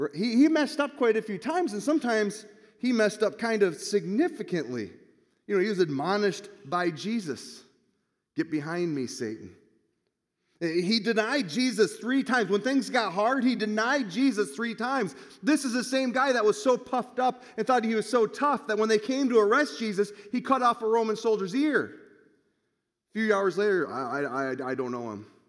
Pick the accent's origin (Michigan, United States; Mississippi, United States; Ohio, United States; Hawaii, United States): Michigan, United States; moved away; I'm from Michigan